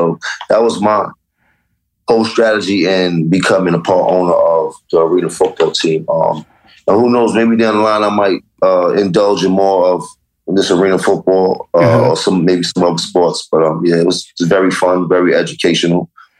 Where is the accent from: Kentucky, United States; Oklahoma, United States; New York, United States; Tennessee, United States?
New York, United States; Harlem; And I'm from Harlem. All you learned about was hustling when you're Harlem.